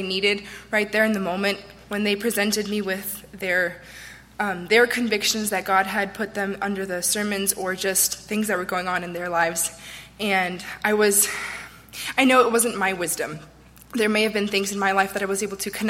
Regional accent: California, United States; also born or lived in Florida; now in Pensacola, United States; I'm from Florida, originally California, but I live near Pensacola.

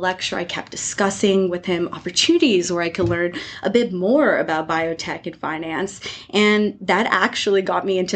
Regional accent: Florida, United States; I grew up in Florida.

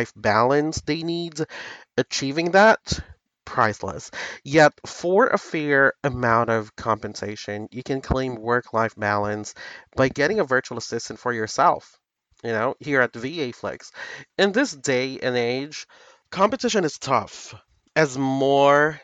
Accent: Philippines; I myself as a Filipino

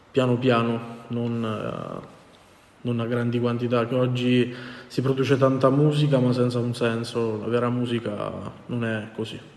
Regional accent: Abruzzo, Italy; io inizialmente, perché sono abruzzese, volevo andare a Teramo

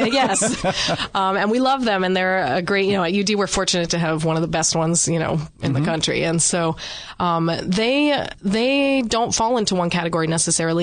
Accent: Northern Virginia, United States; moved away as an adult; now in Delaware, United States; we're from the Northern Virginia, D.C. suburbs

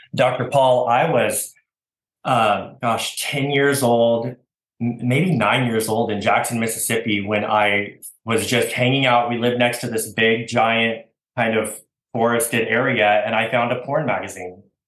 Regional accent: Oregon, United States; moved away as an adult; also born or lived in Washington; now in Texas, United States; I was born in Oregon. Uh, I'm an Oregon boy

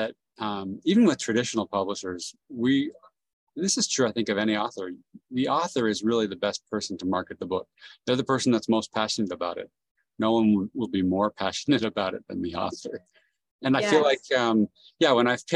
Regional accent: San Jose, California, United States; also born or lived in South America; I grew up in San Jose, California, and it's a very cosmopolitan area

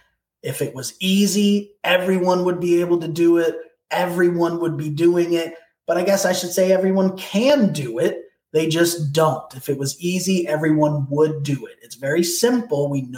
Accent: Portland, Oregon, United States; now in Miami, United States; I'm from Portland originally. I've lived in Miami for the last 15 years

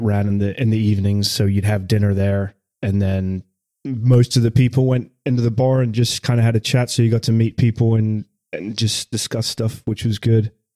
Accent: the north of England, United Kingdom; now in United States; I'm not from Scotland, obviously, from the north of England

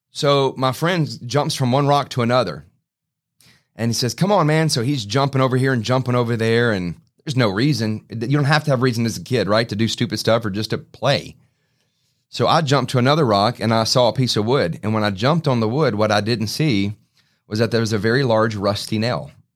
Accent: Baton Rouge, Louisiana, United States; I grew up in Baton Rouge

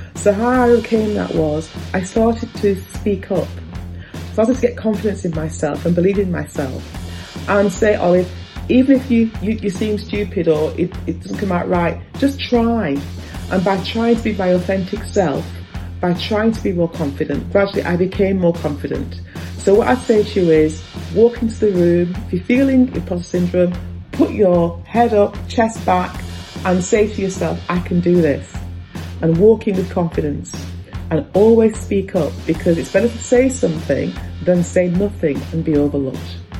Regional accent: Blackburn, North West England, United Kingdom; I grew up in Blackburn, Lancashire

